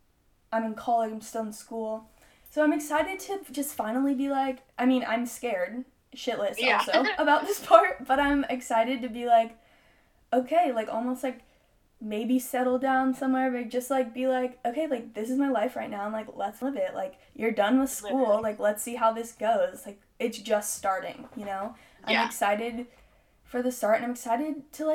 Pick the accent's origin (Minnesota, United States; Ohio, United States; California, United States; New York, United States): California, United States; Southern; now in Chico, United States; I'm from SoCal